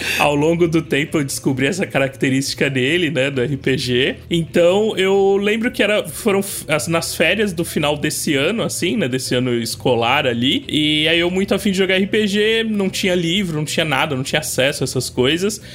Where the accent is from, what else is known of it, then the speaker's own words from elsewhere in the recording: Cubatão, São Paulo, Brazil; Eu sou de uma cidade do litoral de São Paulo, cidade chamada Cubatão